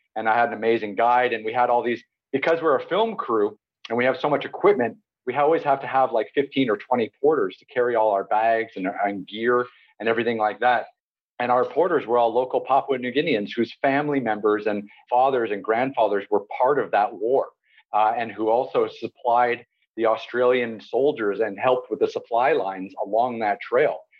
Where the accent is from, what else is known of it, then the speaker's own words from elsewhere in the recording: Toronto, Ontario, Canada; now in Istanbul, Turkey; I grew up in Toronto, Canada